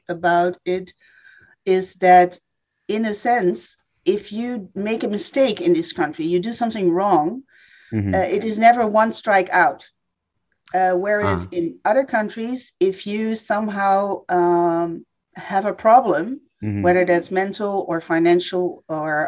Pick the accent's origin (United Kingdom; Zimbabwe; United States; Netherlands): Netherlands; Amsterdam, North Holland; I'm from Amsterdam. I was born in Amsterdam.